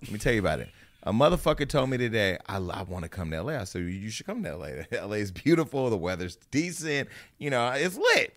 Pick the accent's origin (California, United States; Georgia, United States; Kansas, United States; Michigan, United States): California, United States; Stockton; moved away as an adult; also born or lived in Burbank / Hollywood; now in Los Angeles, United States; I'm from Stockton